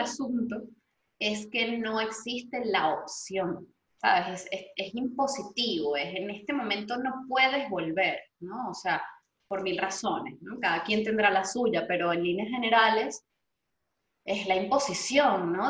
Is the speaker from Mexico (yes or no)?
no; Venezuela; now in Madrid, Spain; creamos en nosotros como venezolanos